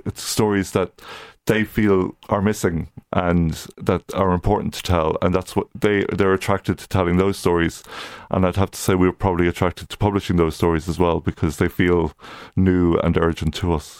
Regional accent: County Louth, Leinster, Ireland; moved away; also born or lived in Coleraine, Northern Ireland; I'm from County Louth originally

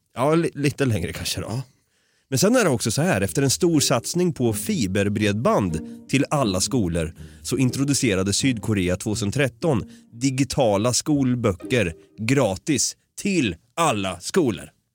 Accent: Sweden; Jag är svensk

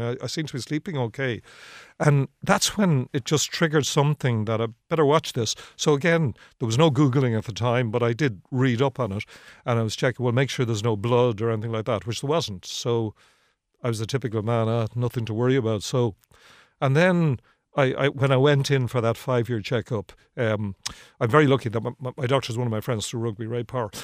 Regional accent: Ireland; I'm from Harl's Cross originally, just up the road. I would have spent a lot of my life around here

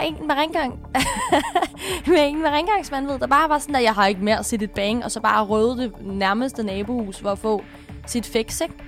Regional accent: Sorø, Zealand, Denmark; Jeg kommer fra Sorø

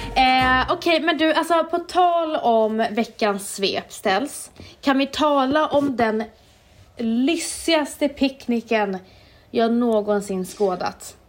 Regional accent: Umeå, Västerbotten County, Sweden; när jag var liten i Umeå.

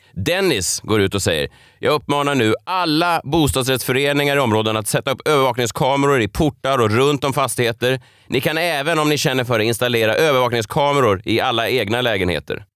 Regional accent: Stockholm, Stockholm County, Sweden; jag är ju eh, född och uppvuxen i Vasastan i Stockholm

